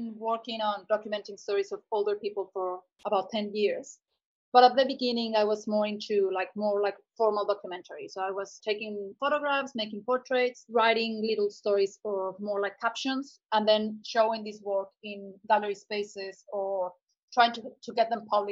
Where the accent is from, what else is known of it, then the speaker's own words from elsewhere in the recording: Cuernavaca, Morelos, Mexico; moved away as an adult; also born or lived in Mexico City / Pacific coast of Mexico; now in Brisbane, Australia; I was born in Mexico City and I grew up in another city called Cuernavaca, which is like 2 hours south from Mexico City